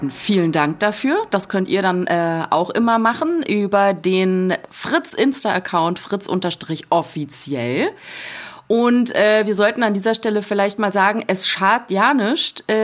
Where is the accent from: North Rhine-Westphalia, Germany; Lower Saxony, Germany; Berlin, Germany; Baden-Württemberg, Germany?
North Rhine-Westphalia, Germany; Bottrop; Also ich trete hier für Deutschland an, Deutschland ist meine Heimat. Trotzdem äh, werde ich hier irgendwie, wird mir gesagt, ich soll dahin gehen, wo ich herkomme. Ja, wohin denn? Nach Bottrop oder was?